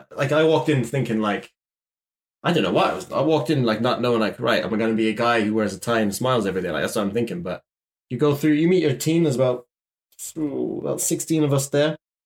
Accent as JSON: {"language": "English", "town": "Shannon", "region": "County Clare", "country": "Ireland", "tie": "born or raised there", "said": "I may have like commuted from my hometown of Shannon Airport, but my home airport"}